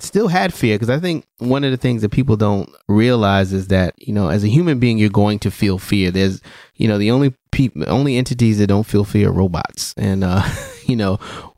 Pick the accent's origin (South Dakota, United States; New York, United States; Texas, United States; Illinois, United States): New York, United States; New York City; my hometown of Brooklyn